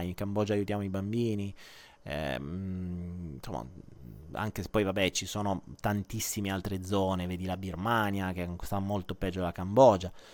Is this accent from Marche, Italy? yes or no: no; Foggia, Apulia, Italy; io sono foggiano